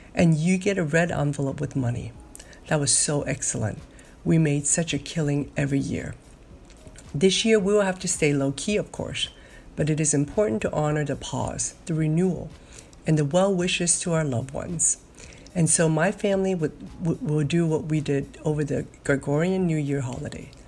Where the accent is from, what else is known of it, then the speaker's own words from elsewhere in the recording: Hong Kong; moved away; As a child growing up in Hong Kong